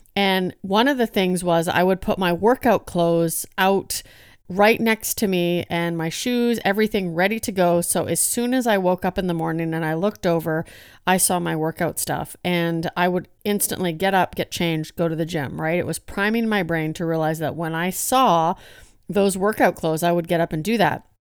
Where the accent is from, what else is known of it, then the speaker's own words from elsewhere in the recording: Hinton, Alberta, Canada; I am from Hinton, Alberta